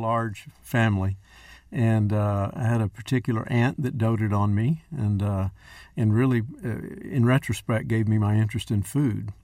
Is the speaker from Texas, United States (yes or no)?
yes; West Texas, United States; I'm the only native Texan, fifth generation West Texan